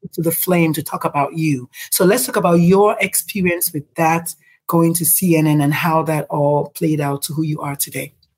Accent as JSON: {"language": "English", "country": "Nigeria", "moved": "yes", "said": "I'm Nigerian."}